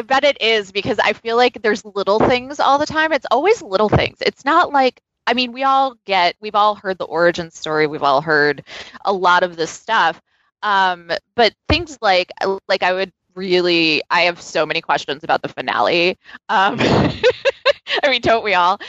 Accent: New York City, New York, United States; a New Yorker

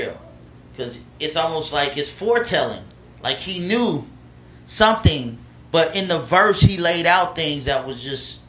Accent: Alabama, United States; also born or lived in Los Angeles, California / Montgomery, Alabama; I was born in Los Angeles, so that was home. And then I was raised in Alabama.

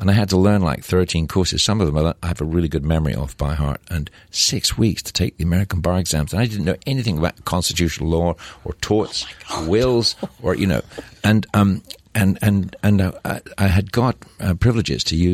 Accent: Scotland, United Kingdom; moved away as an adult; also born or lived in England / Persia / Dubai / New York; I'm from Scotland

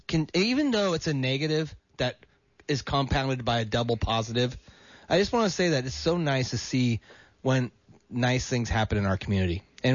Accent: Marin County, California, United States; I grew up in Marin County.

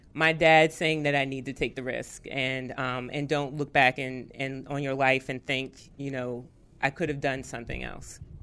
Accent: Arlington, Virginia, United States; I'm from Arlington, Virginia

